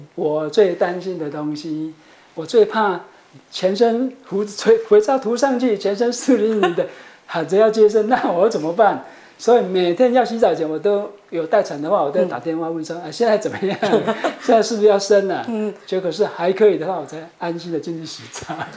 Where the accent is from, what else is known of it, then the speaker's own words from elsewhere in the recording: Chiayi, Taiwan; moved away; also born or lived in Taipei; 我是家里人